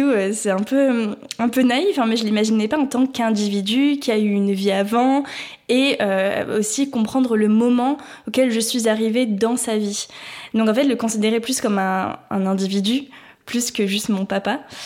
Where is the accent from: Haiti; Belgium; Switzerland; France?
France; en tant que Français, Française, euh, née dans les années 2000